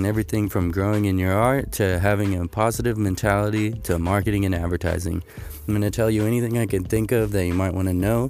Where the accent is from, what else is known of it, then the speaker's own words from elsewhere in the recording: Modesto, California, United States; moved away as an adult; now in Mount Pleasant, United States; I guest spot back in my hometown, Modesto, California.